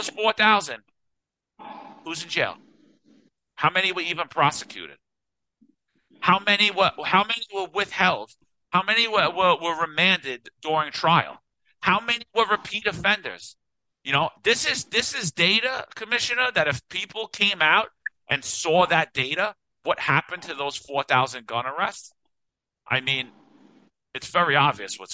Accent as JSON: {"language": "English", "town": "New York City", "region": "New York", "country": "United States", "tie": "born or raised there", "moved": "as an adult", "lives_now": "Florida, United States", "said": "I love New York City. It's my home. It's everything I know. It's 42 years"}